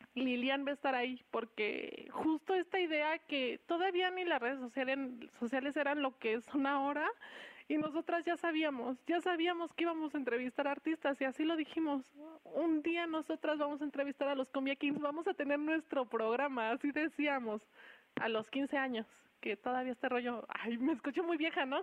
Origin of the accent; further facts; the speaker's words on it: Querétaro, Mexico; also born or lived in Mexico City; soy orgullosamente chilanga, soy queretana y radico aquí desde los cinco años